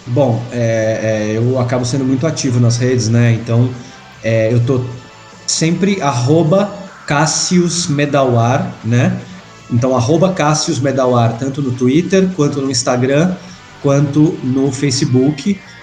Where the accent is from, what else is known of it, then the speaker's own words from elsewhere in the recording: São Paulo, Brazil; fiz faculdade aqui em São Paulo, sou de São Paulo